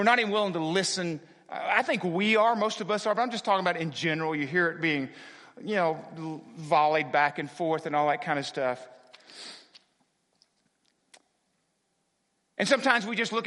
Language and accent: English; United States; I am proud to be an American